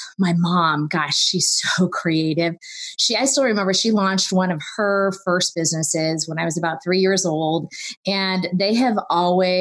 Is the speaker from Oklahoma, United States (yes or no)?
no; California, United States; I grew up in California